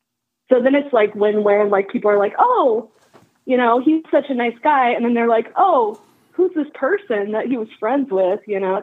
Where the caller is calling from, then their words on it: Kansas City, Kansas, United States; Kansas City area.